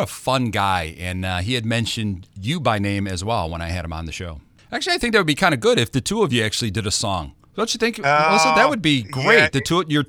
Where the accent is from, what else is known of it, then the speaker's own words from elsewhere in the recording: United States; I'm just an American